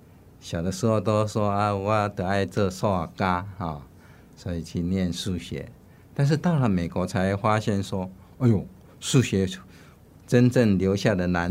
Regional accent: Taiwan; moved away as an adult; also born or lived in New York, United States; 我们台湾是很封闭，

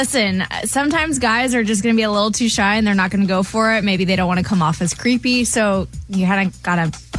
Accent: Kansas, United States; I'm going to go with my home state of Kansas.

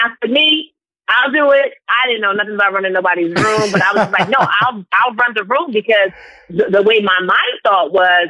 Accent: Nigeria; And because I'm Nigerian, we're so entrepreneurial in our mindset.

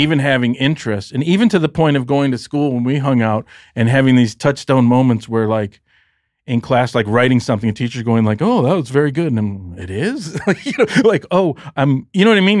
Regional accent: Detroit, Michigan, United States; moved away; I grew up very middle class, and in Detroit, there's a demarcation line

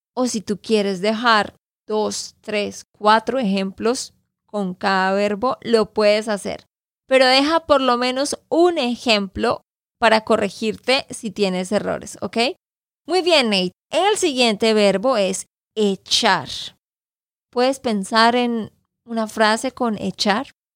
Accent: Santander, Colombia; de Santander, Colombia

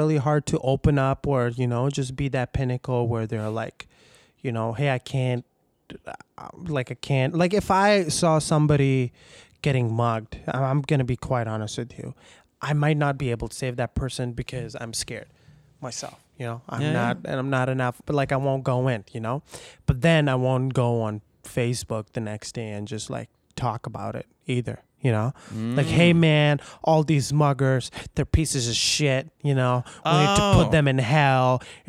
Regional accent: Pakistan; English is a second language; Like I grew up in Pakistan, a majority Muslim country, you know?

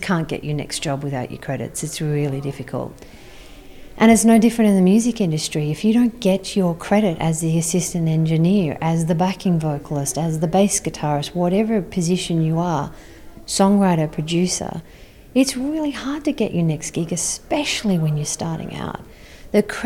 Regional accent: Sydney, New South Wales, Australia; I'm from Sydney

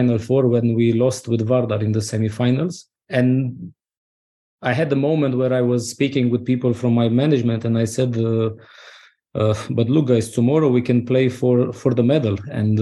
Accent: Romania

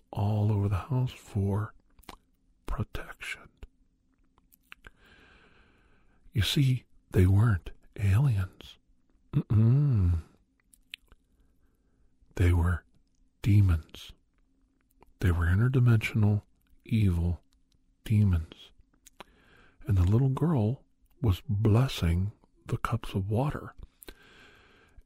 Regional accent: Ohio, United States; I grew up in Ohio

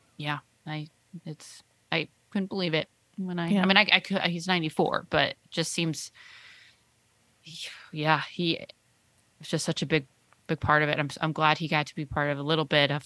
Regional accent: Texas, United States; moved away as an adult; now in Los Angeles, United States

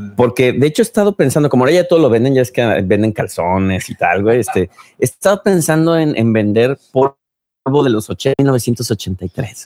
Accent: Mexico; mis compatriotas mexicanos

